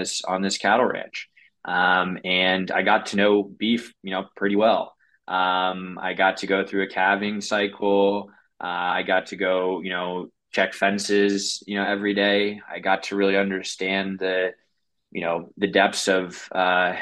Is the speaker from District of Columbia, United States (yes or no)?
yes; Washington, District of Columbia, United States; moved away as an adult; also born or lived in Colorado / San Francisco; I'm 100% a city slicker. I grew up in Washington, D.C.